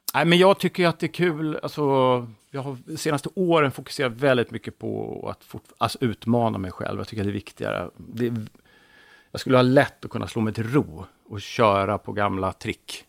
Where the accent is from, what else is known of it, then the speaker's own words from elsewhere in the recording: Täby, Stockholm County, Sweden; Jag är född i Stockholm, i Täby, mm. 1963